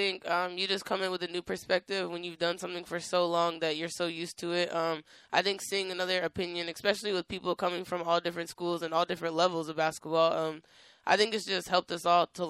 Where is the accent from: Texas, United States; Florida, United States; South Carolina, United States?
Florida, United States; also born or lived in Colorado / Connecticut / Oregon; Well, I'm from Florida. Well, I've lived there most of my life, but we moved like six states before that.